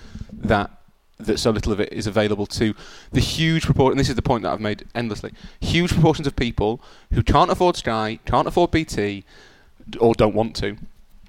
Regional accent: United Kingdom

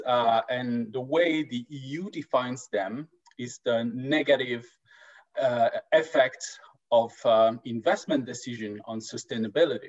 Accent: France; now in Stockholm, Sweden; I'm actually from France, and we'll guess from the accent.

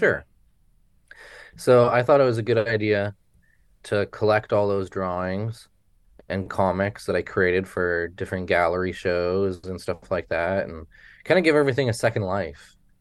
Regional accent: Haines Junction, Yukon, Canada; moved away as an adult; now in Vancouver, Canada; I grew up in Haines Junction, Yukon

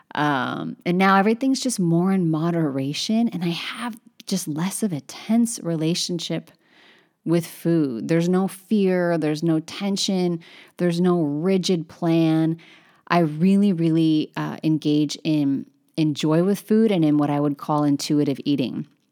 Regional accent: Northern California, United States; I'm from Northern California

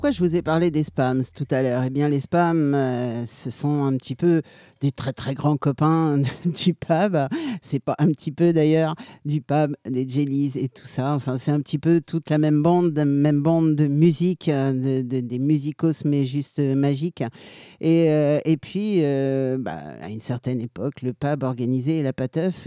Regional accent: Tours, Centre-Val de Loire, France; c'est mon, c'est mon bled, c'est chez moi

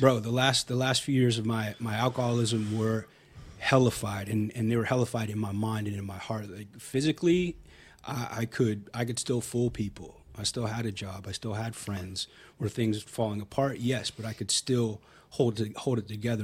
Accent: Hilton Head, South Carolina, United States; now in Austin, United States; I grew up in South Carolina, a little island called Hilton Head.

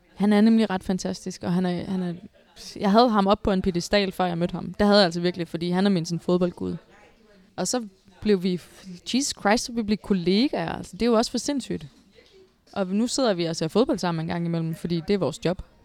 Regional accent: Odense, Southern Denmark, Denmark; jeg er fra Odense og har spillet i OB

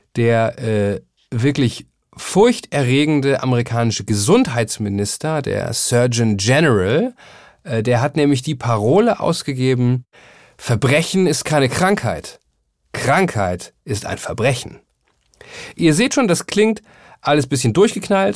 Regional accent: Germany; als Deutscher

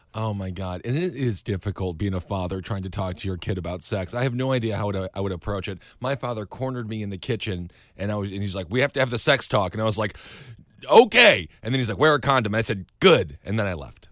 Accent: Midwest, United States; We both grew up in the Midwest

